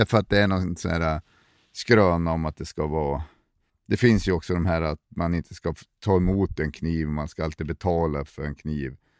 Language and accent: Swedish; Sundsvall, Västernorrland County, Sweden; moved away; jag är från Sundsvall från början